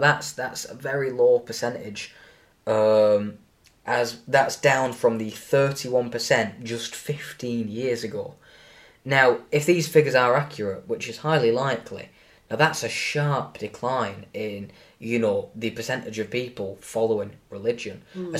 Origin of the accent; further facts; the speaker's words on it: Rochdale, North West England, United Kingdom; If it's somebody in from Britain, from the UK, I'd say I'm from Greater Manchester or I'm from Rochdale. But if it's someone from beyond the shores, from a different country perhaps, I wouldn't classify myself as English. I'd say I'm British. I'm from Britain. I wouldn't say I'm from England.